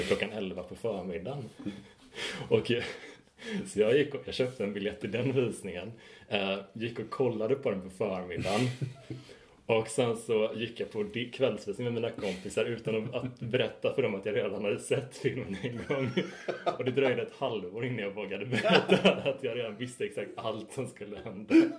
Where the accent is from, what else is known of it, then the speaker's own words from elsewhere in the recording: Horred, Västra Götaland, Sweden; jag är från Horred